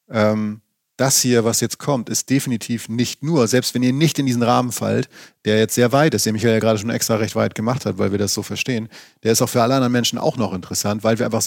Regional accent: Schleswig-Holstein, Germany; Ich stamme ja aus, aus Schleswig-Holstein

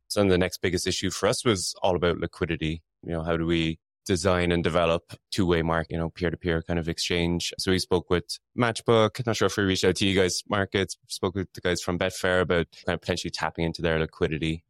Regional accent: Ireland; now in London, United Kingdom; I'm Irish, so we say soccer as well

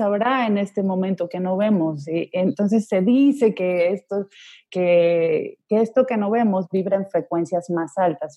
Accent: Ecuador; moved away as an adult; also born or lived in Spain / Colombia; now in Madrid, Spain; entonces yo viví gran parte de mi infancia en Ecuador

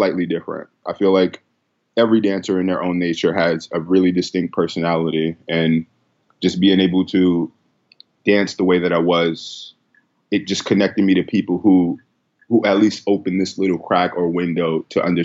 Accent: New York City, New York, United States; I was born and raised in the Bronx

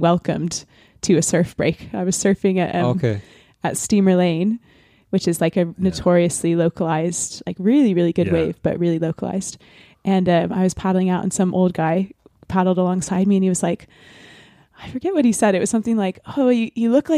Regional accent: San Francisco, California, United States; also born or lived in Pembrokeshire, Wales; now in Wales, United Kingdom; I am American, from California originally

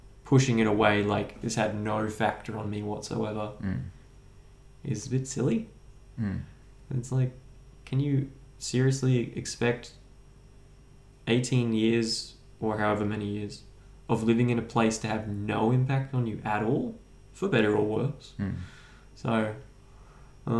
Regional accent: Kallangur, north side of Brisbane, Queensland, Australia; I grew up in Kawongba on the north side of Brisbane.

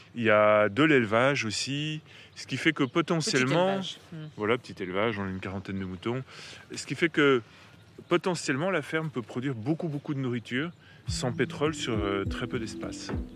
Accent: Paris, Île-de-France, France; moved away; also born or lived in Eure; j'ai grandi à Paris, mais ma famille maternelle est de l'heure

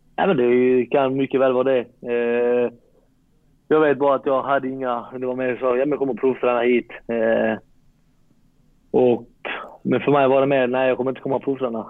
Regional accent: Malmö, Skåne, Sweden; moved away as an adult; now in Varberg, Sweden; jag är från Malmö

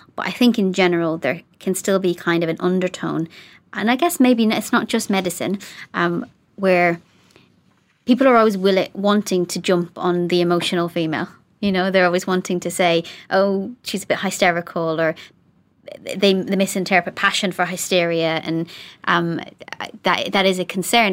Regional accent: Ireland; now in Coventry, United Kingdom; being Irish

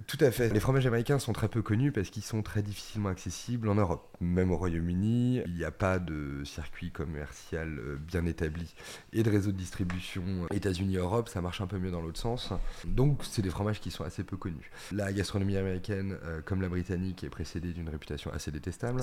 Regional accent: Normandy, France; ça ramène à des souvenirs d'enfance, euh, à des paysages, euh, au petit bocage normand

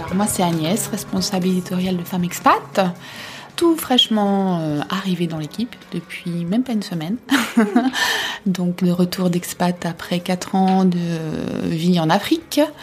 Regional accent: Belgium; also born or lived in Africa; now in Paris, France; je suis belge, épouse d'un Français

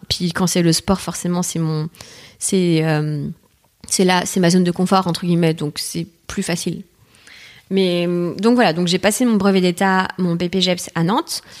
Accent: Martinique; moved away as an adult; now in Paris, France; je suis née à Paris t'es née à Paris ok mais j'étais vivre après 6 ans en Martinique

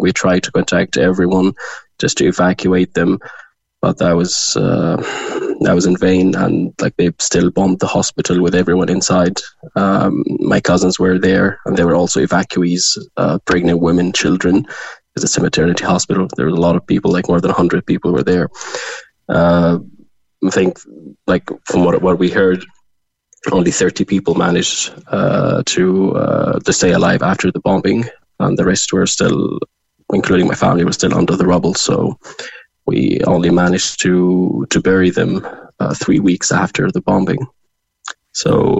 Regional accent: Gaza, Gaza Strip, Palestine; moved away as an adult; now in Cork, Ireland; I'm originally from Gaza. Uh, I was born and raised there.

